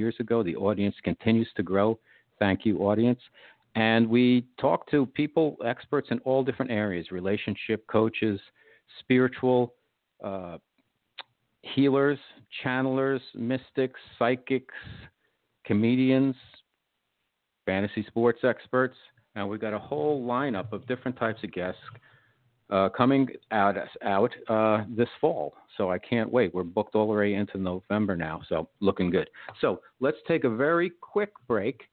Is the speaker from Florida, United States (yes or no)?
no; New York, United States; I'm a New Yorker